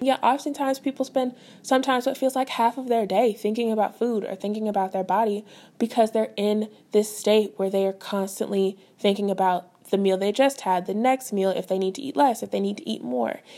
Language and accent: English; St. Louis, Missouri, United States; moved away as an adult; also born or lived in Fayetteville, Arkansas / Denton, Texas / Oklahoma; I was born and raised in Saint Louis, Missouri